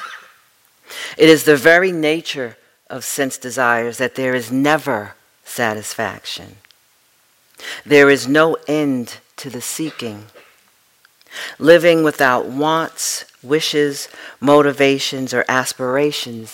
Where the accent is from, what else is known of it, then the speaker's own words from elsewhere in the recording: New York, United States; being the New Yorker that I am